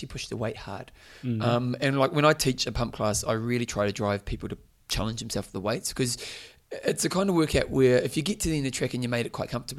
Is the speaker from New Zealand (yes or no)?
yes; New Zealand; I was from New Zealand